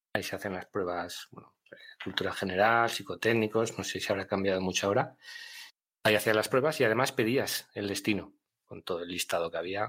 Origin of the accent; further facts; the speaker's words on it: Miranda de Ebro, Castile and León, Spain; moved away; also born or lived in Zaragoza; yo estaba en Zaragoza, aunque soy de Miranda de Ebro